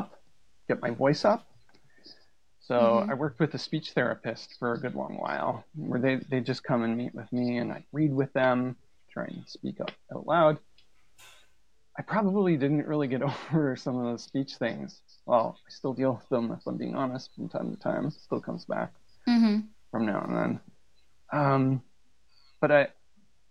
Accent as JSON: {"language": "English", "country": "Canada", "tie": "born or raised there", "said": "I grew up in a really small community"}